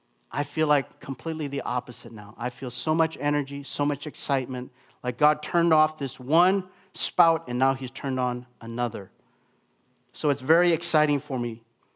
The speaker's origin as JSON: {"language": "English", "region": "Minnesota", "country": "United States", "lives_now": "Vancouver, California, United States", "said": "Mimi and I come from Minnesota. We pastored there before we started the church here in Vancouver, and Minnesotans are some of the nicest people in America."}